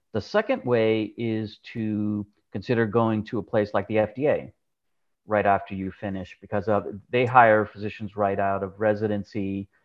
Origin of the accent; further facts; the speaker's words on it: New Jersey, United States; I grew up in New Jersey